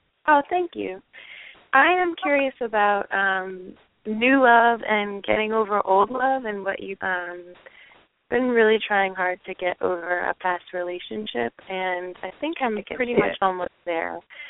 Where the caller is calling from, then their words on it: New York, United States; I'm calling from New York.